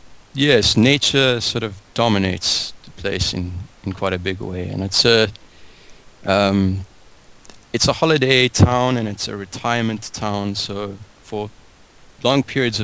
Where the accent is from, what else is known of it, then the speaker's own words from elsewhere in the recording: Cape Town, Western Cape, South Africa; Well, I grew up in Cape Town.